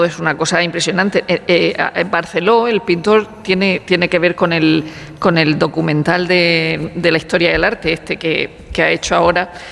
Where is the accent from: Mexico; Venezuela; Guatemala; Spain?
Spain; Region of Murcia; soy de Murcia